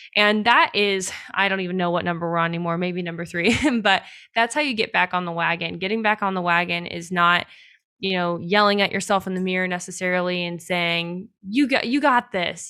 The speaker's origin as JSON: {"language": "English", "country": "United States", "said": "we as Americans"}